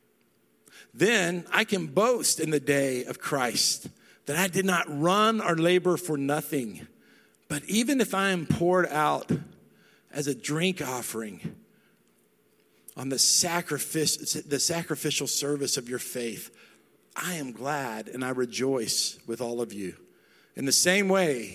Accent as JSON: {"language": "English", "region": "North Texas", "country": "United States", "said": "I'm not from West Texas. I'm from North Texas."}